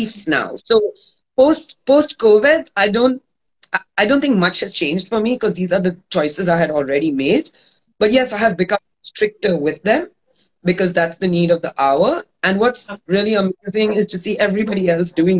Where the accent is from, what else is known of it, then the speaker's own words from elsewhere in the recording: Mumbai, Maharashtra, India; moved away as an adult; now in Goa, India; I'm born and brought up in Bombay. I'm a thoroughbred city girl.